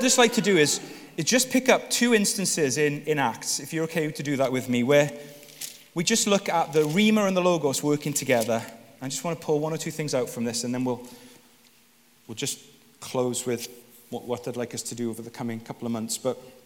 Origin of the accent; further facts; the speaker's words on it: Wales, United Kingdom; I'm Welsh